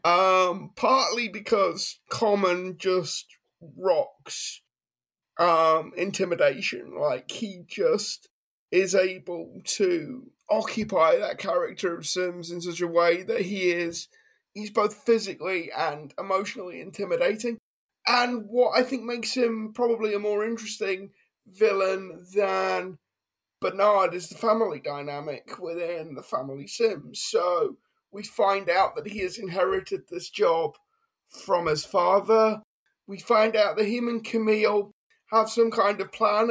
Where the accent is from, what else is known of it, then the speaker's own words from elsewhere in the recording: United Kingdom; as a Brit